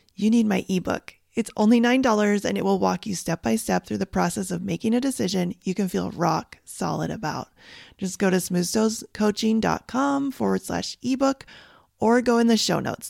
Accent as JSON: {"language": "English", "country": "Canada", "tie": "born or raised there", "moved": "as an adult", "lives_now": "United States", "said": "where I grew up in Canada"}